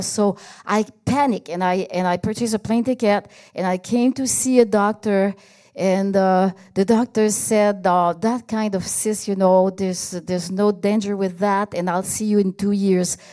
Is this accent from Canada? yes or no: yes; Canada; I'm Canadian, so I'm gonna go back to Canada